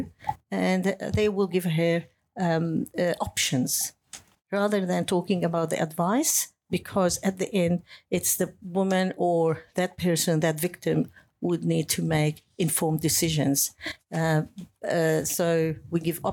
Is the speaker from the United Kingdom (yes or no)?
no; Lebanon; moved away as an adult; also born or lived in Beirut, Lebanon / Germany; now in Australia; I lived in a country, I come from Lebanon. During the war, I had to live as a refugee within my country